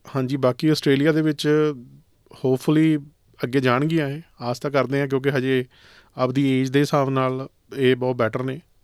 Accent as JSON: {"language": "Punjabi", "area": "Rangian village, Ludhiana district", "region": "Punjab", "country": "India", "tie": "born or raised there", "moved": "as an adult", "lives_now": "Australia", "said": "ਮੈਂ ਪੰਜਾਬ ਦੇ ਵਿੱਚੋਂ ਹੈਗਾ ਮੇਰਾ ਪਿੰਡ ਰੰਗੀਆਂ ਜੀ ਡਿਸਟ੍ਰਿਕਟ ਲੁਧਿਆਣਾ"}